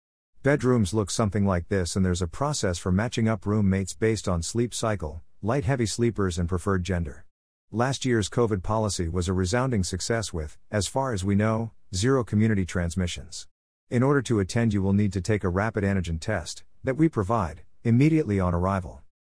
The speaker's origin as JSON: {"language": "English", "country": "United Kingdom", "said": "I'm British and very awkward, so a lot of this stuff terrifies me."}